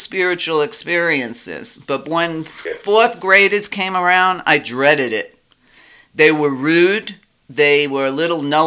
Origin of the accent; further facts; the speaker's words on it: New York City, New York, United States; when I was growing up in Brooklyn